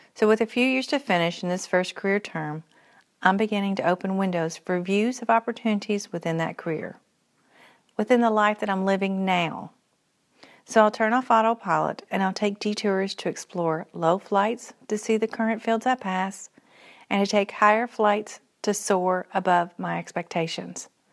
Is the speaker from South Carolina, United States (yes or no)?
no; Henderson, Kentucky, United States; moved away as an adult; also born or lived in Morehead, Kentucky; now in Central Kentucky, United States; I was born in Purcell's, Central Kentucky, moving in third grade to Henderson, Western Kentucky, where I'd graduate from high school